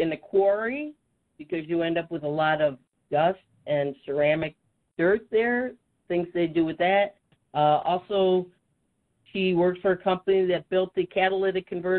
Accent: upstate New York, United States; also born or lived in Syracuse, New York / Binghamton, New York / Massachusetts / Connecticut; I was born in Syracuse, New York. I lived in various parts of upstate New York growing up. Didn't get very far, went to college in Binghamton. and then back to Syracuse, but I've also lived in Massachusetts and Connecticut.

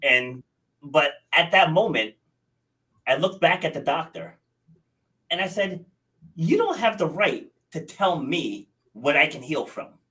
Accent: Rhode Island, United States; also born or lived in New York City; So I was born in New York City, but I was raised in Rhode Island, and that's where, where I am now in uh, Rhode Island.

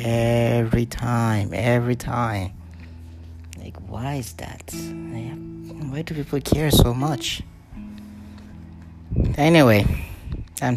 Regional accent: Nigeria; I am Nigerian. I'm from Nigeria.

